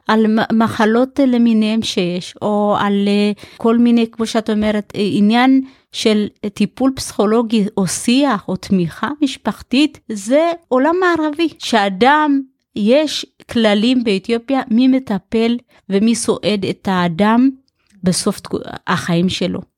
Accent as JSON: {"language": "Hebrew", "town": "Ein Shemer", "region": "Haifa District", "country": "Israel", "tie": "born or raised there", "also_born_or_lived": "Ethiopia", "said": "אני גדלתי בקיבוץ, קיבוץ עין שמר"}